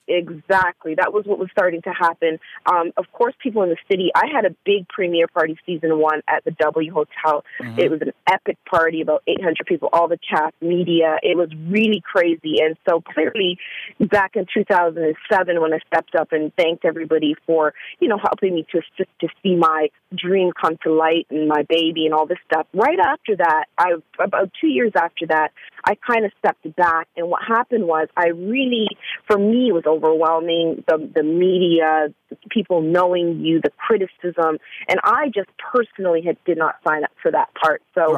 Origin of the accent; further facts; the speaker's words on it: Canada; now in Atlanta, United States; I am from Canada, and I only been in Atlanta for about, I'd say almost a full year, fully. So it took a Canadian.